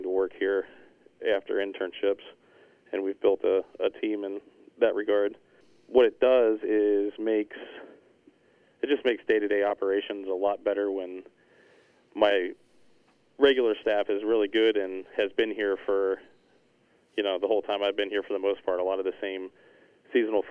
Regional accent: Pennsylvania, United States; moved away as an adult; also born or lived in Scarsdale, New York / Shinnecock Hills, New York; now in Rhode Island, United States; I grew up in Pennsylvania, worked on golf courses since I was about 14, 15 years old

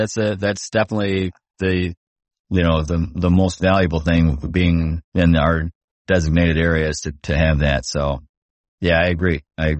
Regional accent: Chicago, Illinois, United States; I'm from the Midwest. So, you know, I lived in Chicagoland my whole life.

